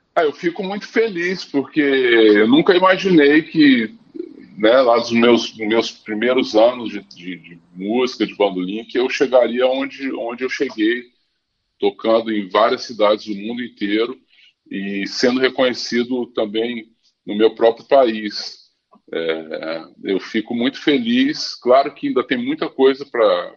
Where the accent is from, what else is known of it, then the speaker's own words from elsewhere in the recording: Brasília, Federal District, Brazil; moved away as an adult; also born or lived in Paris; now in Rio de Janeiro, Brazil; eu nasci no Rio, mas com 11 meses fui para Brasília.